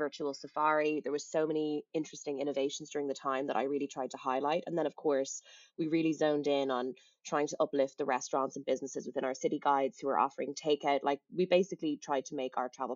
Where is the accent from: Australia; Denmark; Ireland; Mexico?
Ireland; Dublin, Leinster; moved away as an adult; also born or lived in London / Los Angeles; I was born and raised in Dublin, did a few stints in London, then LA and back again. And currently I'm working from home in Dublin.